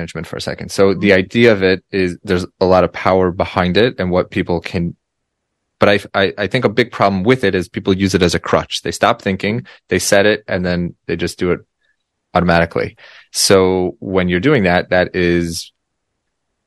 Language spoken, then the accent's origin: English; Colorado, United States; my hometown, home state of Colorado